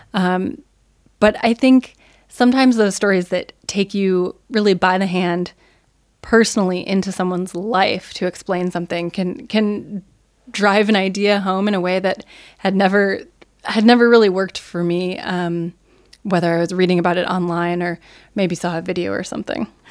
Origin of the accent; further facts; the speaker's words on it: United States; moved away as an adult; now in Germany; as an American